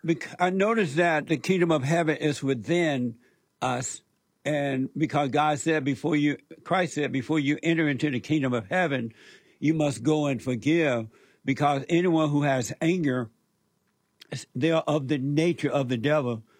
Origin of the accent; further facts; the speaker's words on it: Alabama, United States; moved away; I grew up in Alabama, as you know, on a plantation